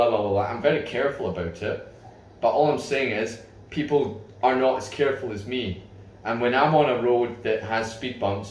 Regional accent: United Kingdom; now in Dubai, United Arab Emirates; I'm from Britain

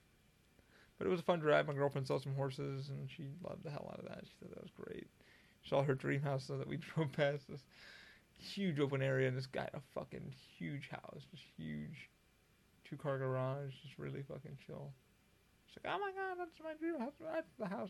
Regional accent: Albany, New York, United States; also born or lived in Schenectady, New York / Scotia, New York; now in Florida, United States; I grew up in Albany, and I lived in Schenectady, and I lived in Scotia, New York, and upstate New York.

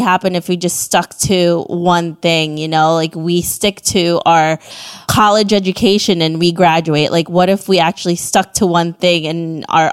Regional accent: Philippines; I'm from the Southeast Asia.

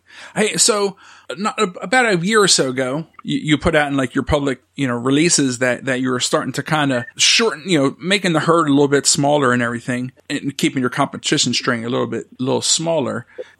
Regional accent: Pennsylvania, United States; now in Maryland, United States; I grew up in Pennsylvania, and I actually felt funny, like, claiming Maryland as home

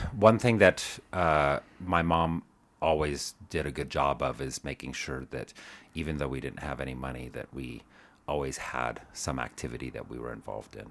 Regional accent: Tucson, Arizona, United States; also born or lived in Chandler, Arizona; now in Denver, United States; I grew up in Arizona, so, um, mostly, uh, well, kind of various places. I was, um, Tucson when I was, I think we moved there when I was four

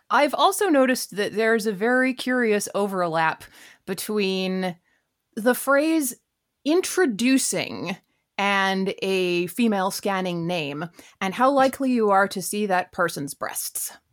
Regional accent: Vancouver, British Columbia, Canada; I grew up in Vancouver

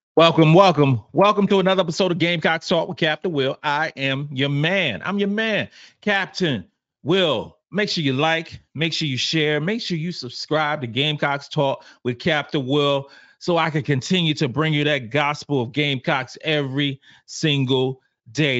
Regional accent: the South, United States; I'm from the South.

